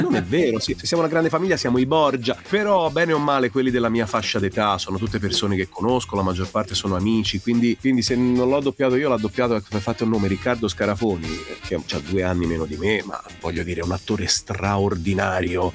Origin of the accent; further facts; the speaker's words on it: Tuscany, Italy; in Toscana, io sono toscano.